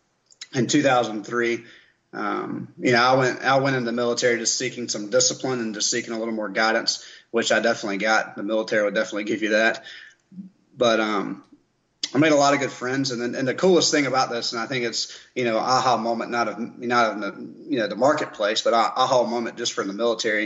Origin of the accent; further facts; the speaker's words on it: Columbia, South Carolina, United States; I was raised in South Carolina, right here in Columbia. So born and raised